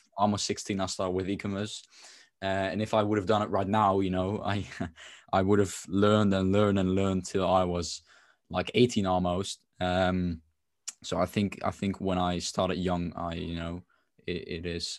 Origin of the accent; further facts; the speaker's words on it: Netherlands; I'm from the Netherlands